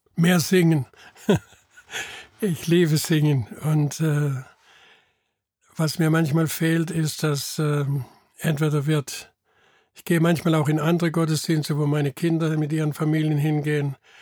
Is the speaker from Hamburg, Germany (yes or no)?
no; Bad Krozingen, Baden-Württemberg, Germany; now in Eimeldingen, Germany; Ich bin in Bad Krozingen geboren und die meisten wohnen auch noch dort oder in der Umgebung